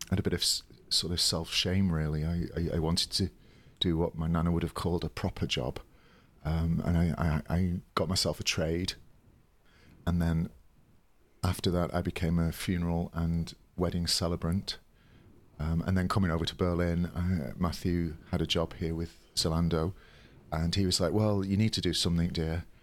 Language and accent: English; Yorkshire and the Humber, United Kingdom; accent: Yorkshire; my, my real accent's sort of like a bit like that, uh, oh, no, from, from Yorkshire.